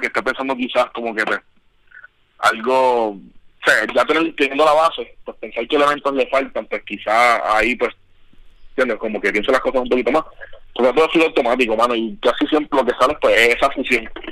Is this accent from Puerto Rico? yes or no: yes; Ponce, Puerto Rico; now in United States; yo soy del Polo de Ponce